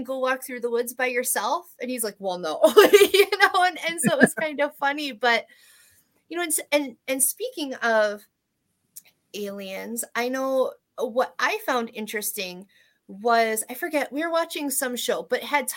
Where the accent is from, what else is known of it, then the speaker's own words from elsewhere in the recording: East Coast, United States; I'm from the East Coast